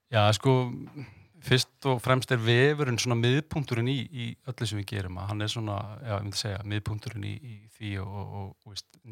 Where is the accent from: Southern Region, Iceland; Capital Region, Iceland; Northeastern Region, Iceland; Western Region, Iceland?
Capital Region, Iceland; Reykjavík; also born or lived in Denmark; ég er vestubæðingur, káeringur, sjálfsögðu, en ég er enda fættur í Danmörku